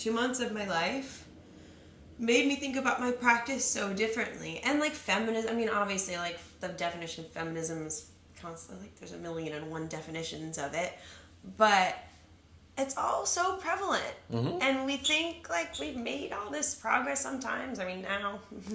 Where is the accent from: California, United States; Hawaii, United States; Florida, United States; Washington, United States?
California, United States; accent: LA accent; now in New York, United States; growing up in California, moving to New York